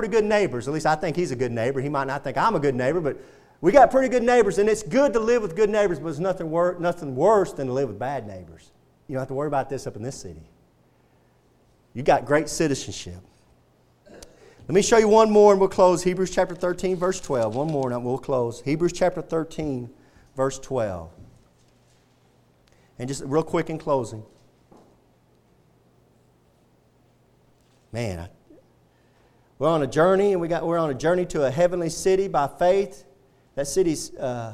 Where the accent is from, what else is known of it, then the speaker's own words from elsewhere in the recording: Texas, United States; I'm proud to be a Texan